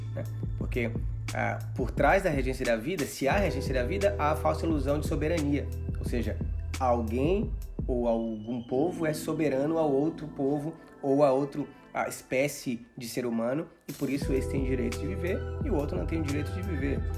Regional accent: Salvador, Bahia, Brazil; Eu sou de Salvador, né? Bahia.

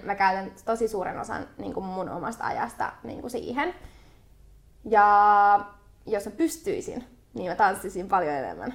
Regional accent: Helsinki, Uusimaa, Finland; mä oon Itä-Helsingin kimmoi, eli Stadin kimmoi, henkeä ja vereä.

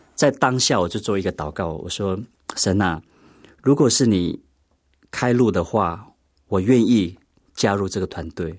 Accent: Pingtung County, Taiwan; also born or lived in Taipei; 幼稚园毕业之后，国小才回部落

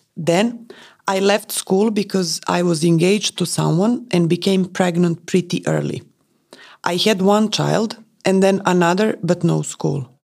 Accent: Prague, Czechia; I was born in Prague. My childhood was pretty complicated because my mother left me with her brother, my uncle. So I was raised in another family

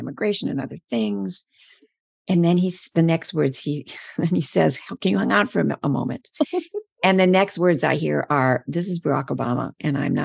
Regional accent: Midwest, United States; I'm a Midwesterner

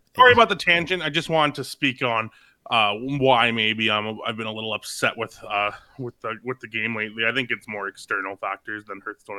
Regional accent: Canada; I'm Canadian

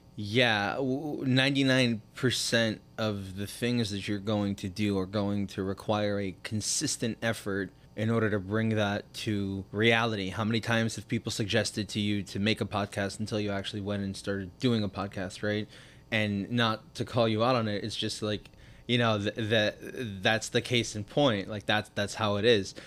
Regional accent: New York City, New York, United States; moved away as an adult; now in South Florida, United States; I grew up in Crown Heights, did the regular yeshiva thing till I was about eighteen.

